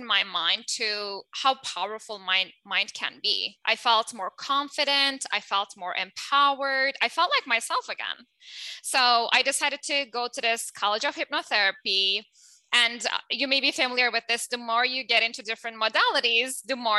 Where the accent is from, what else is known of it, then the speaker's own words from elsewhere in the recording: Turkey; English is a second language; moved away; I'm originally from Turkey, as you can tell from my accent